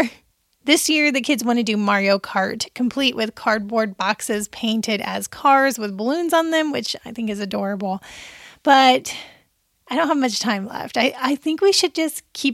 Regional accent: Seymour, Indiana, United States; moved away; I go back to my hometown of Seymour, Indiana for their annual Oktoberfest.

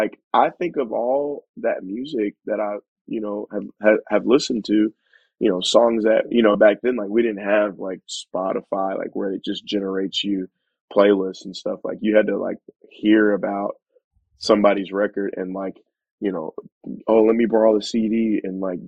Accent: Dallas, Texas, United States; moved away as an adult; also born or lived in Indiana; now in Sterling Heights, United States; I grew up in Dallas, Texas

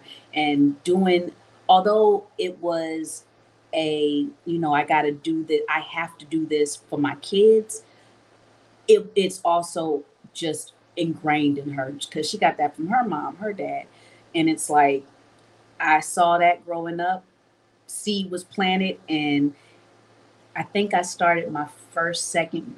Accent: Los Angeles, California, United States; also born or lived in Philadelphia, Pennsylvania; I was born in Philly and I was raised in LA my informative years

